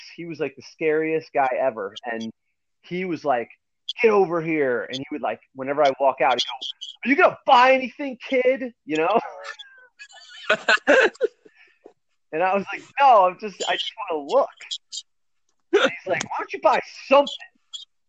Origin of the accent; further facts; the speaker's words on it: New Milford, New Jersey, United States; I grew up in New Milford, New Jersey